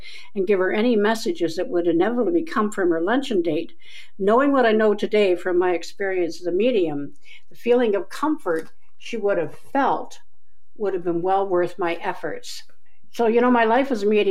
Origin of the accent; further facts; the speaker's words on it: Keswick, Ontario, Canada; when I was 10 years old, walking down the road of my hometown, Keswick, Ontario